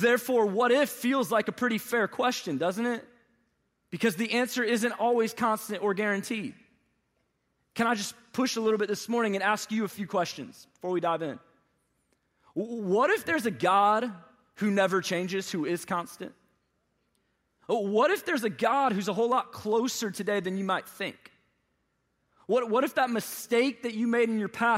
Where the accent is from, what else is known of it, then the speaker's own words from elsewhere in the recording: St. Louis, Missouri, United States; moved away as an adult; now in Atlanta, United States; I was born and raised from in St. Louis, Missouri